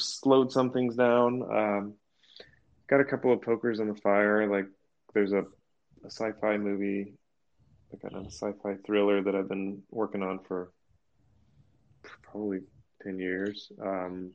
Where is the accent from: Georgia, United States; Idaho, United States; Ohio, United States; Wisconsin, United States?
Georgia, United States; Atlanta; moved away as an adult; now in Hollywood, United States; I grew up in Atlanta